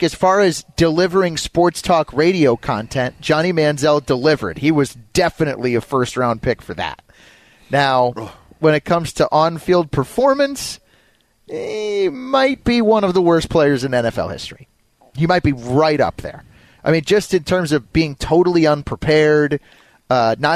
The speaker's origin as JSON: {"language": "English", "town": "Denver", "region": "Colorado", "country": "United States", "tie": "born or raised there", "moved": "yes", "lives_now": "Cleveland, United States", "said": "I grew up in Denver"}